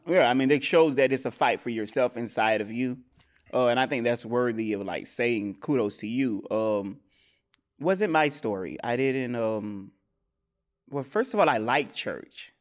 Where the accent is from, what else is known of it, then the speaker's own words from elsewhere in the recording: the South, United States; I'm from the South